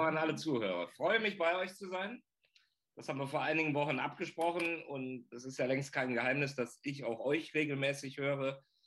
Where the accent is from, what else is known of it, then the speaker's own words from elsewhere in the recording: North Rhine-Westphalia, Germany; ich als Rheinländer